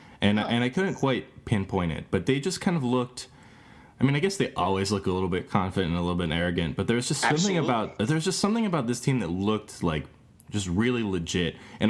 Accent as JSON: {"language": "English", "region": "North Carolina", "country": "United States", "said": "I'm from North Carolina, and I've kind of always known ACC is like North Carolina basketball."}